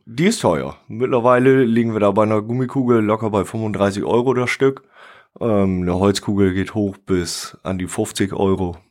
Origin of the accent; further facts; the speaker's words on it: Sande, Lower Saxony, Germany; ich bin in der Tat in der Gemeinde Sande geboren, aufgewachsen und lebe dort mit meiner Familie